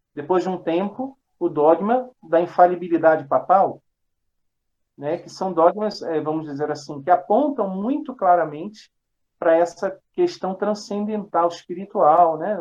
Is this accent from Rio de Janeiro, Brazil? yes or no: yes; Rio de Janeiro, Brazil; Eu sou natural do Rio de Janeiro